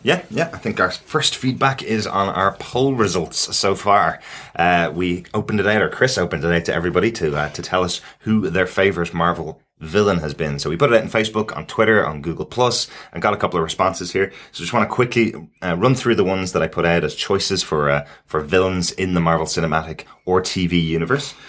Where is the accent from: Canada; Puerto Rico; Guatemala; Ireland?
Ireland; as an Irish person